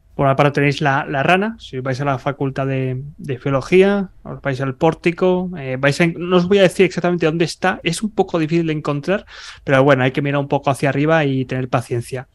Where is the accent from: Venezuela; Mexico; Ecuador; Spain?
Spain; Barcelona, Catalonia; first language Spanish; moved away; yo soy de Barcelona, pero toda mi familia es de Burgos, es de Castilla